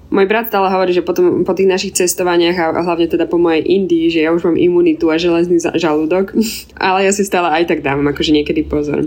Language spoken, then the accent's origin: Slovak; Slovakia; also born or lived in Indonesia; u nás doma na Slovensku